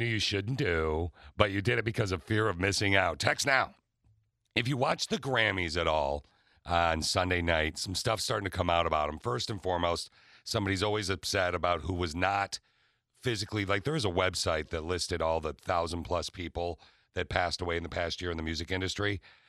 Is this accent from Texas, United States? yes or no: no; East Lansing, Michigan, United States; And I grew up in East Lansing, by the way.